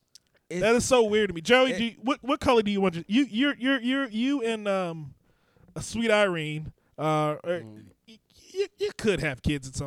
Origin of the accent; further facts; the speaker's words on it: Montgomery County, Prince George's County, and D.C., Maryland, United States; also born or lived in Washington, D.C.; I grew up in Montgomery, PG, and D.C.